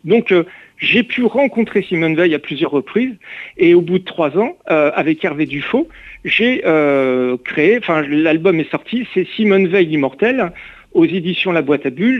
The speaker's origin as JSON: {"language": "French", "town": "Reims", "region": "Grand Est", "country": "France", "moved": "yes", "lives_now": "Saint-Malo, France", "said": "quand je rentrais chez moi à Reims"}